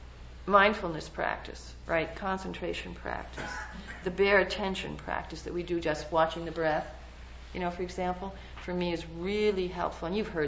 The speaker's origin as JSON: {"language": "English", "region": "New York", "country": "United States", "said": "Hey, I'm just from New York, you know? And even though I've lost my accent, you know, I'm proud of it, you know, and I don't have an issue."}